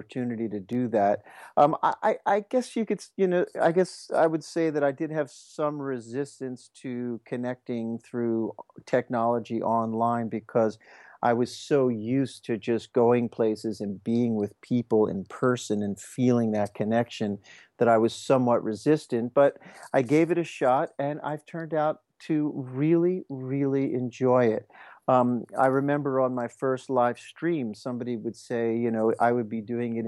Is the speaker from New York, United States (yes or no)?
no; Merion, Pennsylvania, United States; I actually went to nursery school in that space where the festival is